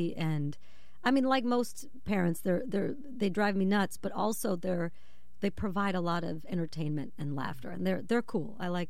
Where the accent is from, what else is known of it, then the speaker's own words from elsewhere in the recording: Buffalo, New York, United States; Yeah, so my parents moved from Chicago to Buffalo, New York.